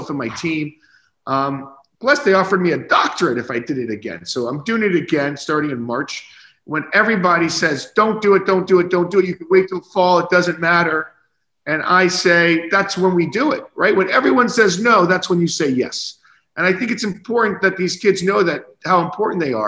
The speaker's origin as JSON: {"language": "English", "town": "Naples", "region": "Florida", "country": "United States", "tie": "born or raised there", "said": "as a young boy growing up in Naples, Florida, with a bunch of retirees around you"}